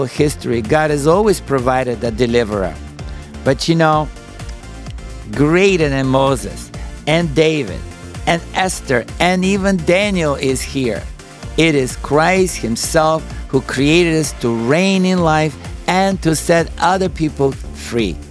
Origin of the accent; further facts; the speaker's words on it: Bulgaria; English is a second language; moved away as an adult; now in United States; As you could tell by my accent, I'm not originally from the United States. I was born and raised in Bulgaria